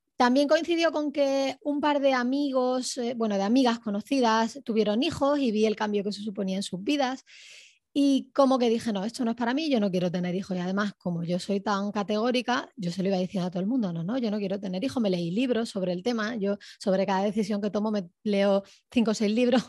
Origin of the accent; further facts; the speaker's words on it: Córdoba, Andalusia, Spain; moved away; Originariamente soy de Córdoba, España